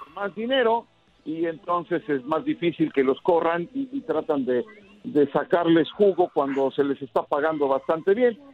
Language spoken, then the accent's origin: Spanish; Mexico; como mexicano